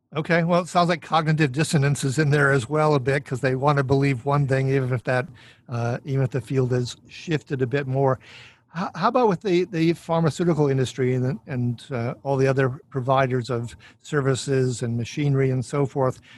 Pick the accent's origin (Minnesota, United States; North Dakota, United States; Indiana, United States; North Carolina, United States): Minnesota, United States; I'm from Minnesota